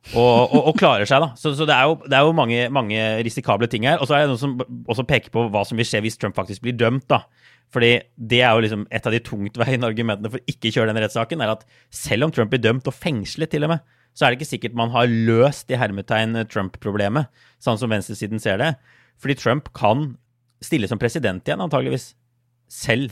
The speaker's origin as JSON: {"language": "Norwegian", "country": "Norway", "moved": "yes", "said": "hjemme i Norge"}